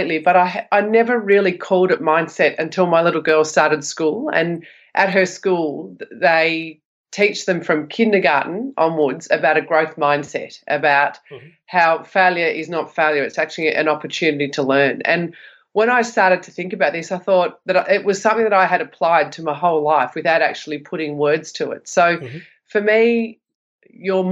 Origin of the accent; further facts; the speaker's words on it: Sydney, New South Wales, Australia; I grew up in Western Sydney